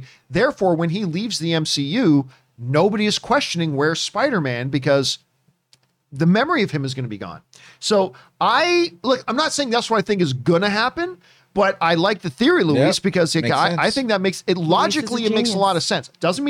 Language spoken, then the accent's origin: English; Canada; Like being Canadian, I love the French accent.